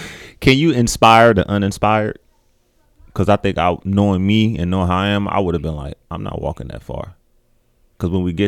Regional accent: Alabama, United States; And I'm from Alabama too.

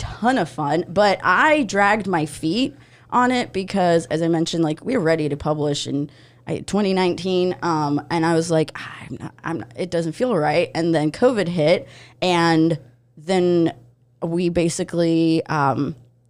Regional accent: Odesa, Odesa Oblast, Ukraine; now in United States; I'm originally from Odessa, Ukraine

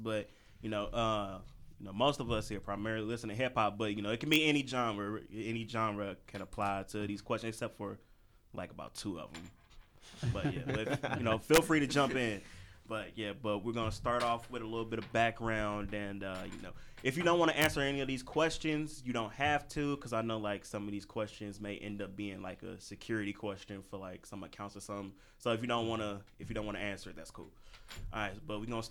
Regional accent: St. Louis, Missouri, United States; I'm from St. Louis

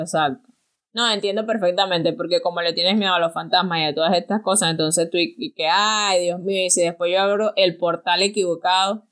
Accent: El Pilar, Venezuela; queda cerca de Pilar, de donde yo soy.

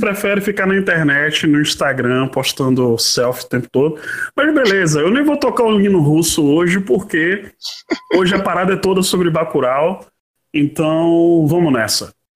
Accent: Salvador, Bahia, Brazil; quando eu era moleque, morando na, na Chapada do Rio Vermelho

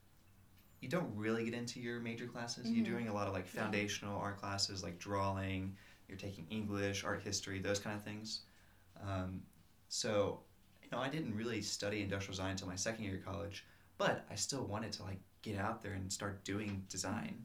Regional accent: North Carolina, United States; moved away as an adult; now in New York City, United States; I grew up in North Carolina

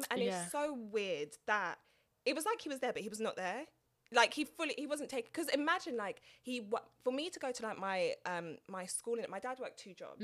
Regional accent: London, United Kingdom; also born or lived in Norfolk; I'm from Tottenham, like born and raised.

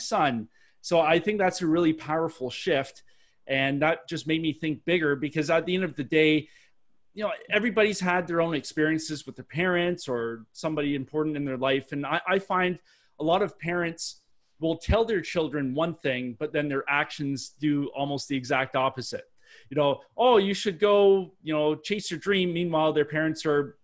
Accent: Canada; accent: Canadian; I'm Canadian, if nobody can tell from my Canadian accent, it usually gives me away

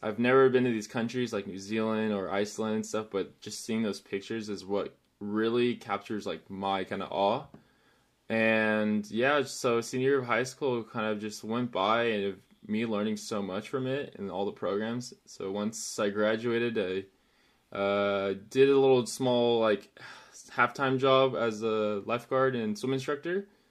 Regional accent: Chino Hills, California, United States; I am from Chino Hills, little outside town of the city, uh, in California, Southern California, actually.

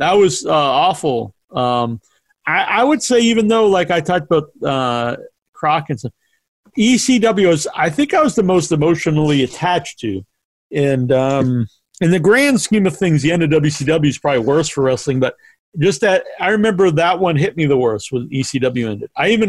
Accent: England, United Kingdom; No, no, I'm English.

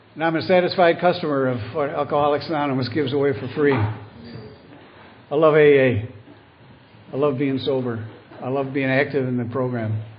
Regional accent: Buffalo, New York, United States; also born or lived in Cleveland, Ohio; Born and raised in Buffalo

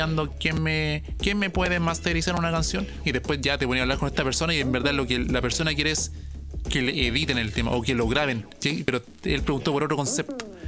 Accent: Chile; acá somos chilenos

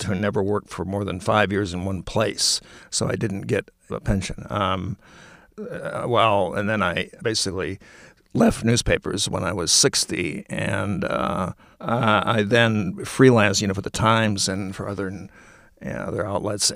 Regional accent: Minneapolis, Minnesota, United States; also born or lived in Montclair, New Jersey; now in Bloomfield, United States; I'm from Minneapolis originally. I was ready to go back to Minneapolis

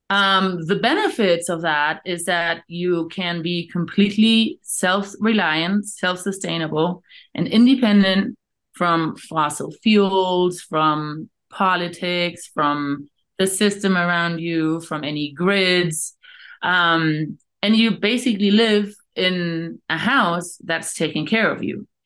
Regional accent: Canary Islands, Spain; moved away; also born or lived in Australia / South Africa / Namibia; I'm originally from the Canary Islands, and uh, worked actually in the corporate world for a while, um, then lived in Australia for a while, lived in South Africa and Namibia for a while

